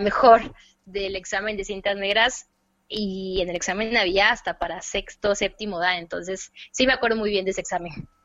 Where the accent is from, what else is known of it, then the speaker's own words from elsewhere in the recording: Córdoba, Veracruz, Mexico; Soy cordobesa, veracruzana, amante de las de la comida veracruzana